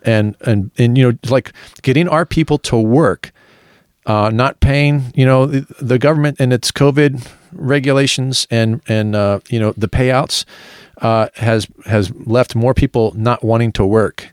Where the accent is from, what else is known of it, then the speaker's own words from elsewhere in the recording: United States; being an American